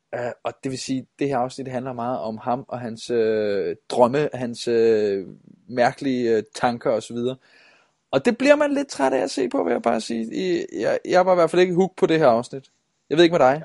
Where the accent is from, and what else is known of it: Denmark